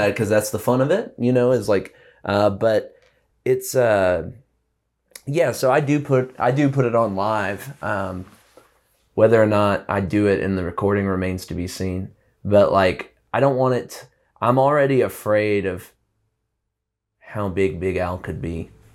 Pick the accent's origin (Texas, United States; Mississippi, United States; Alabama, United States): Alabama, United States; Prattville; moved away as an adult; now in Bisbee, United States; growing up in, like, a small town in Alabama